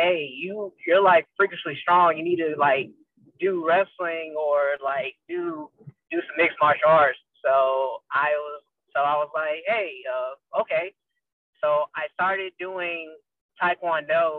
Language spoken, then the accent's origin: English; Memphis, Tennessee, United States; I was born and raised in Memphis, Tennessee